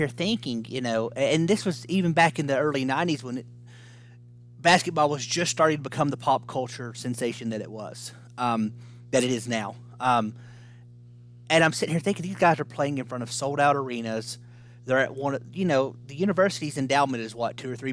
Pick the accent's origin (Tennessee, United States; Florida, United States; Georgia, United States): Tennessee, United States; I'm from Tennessee